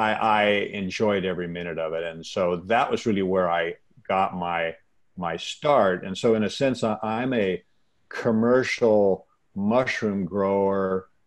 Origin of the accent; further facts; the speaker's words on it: Washington, United States; I was born and raised in the Pacific Northwest of the United States, in Washington, actually. And we are an evergreen area. We get lots of rain. We have lots of forests.